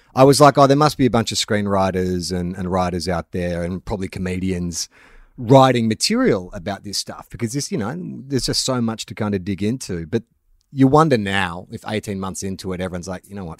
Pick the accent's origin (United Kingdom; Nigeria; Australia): Australia; Melbourne, Victoria; moved away; also born or lived in Sydney; I'm from Melbourne originally, but I've lived in Sydney for the better part of twenty years